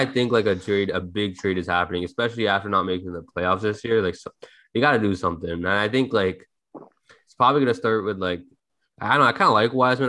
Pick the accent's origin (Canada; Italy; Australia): Canada; Toronto, Ontario; we're all from Toronto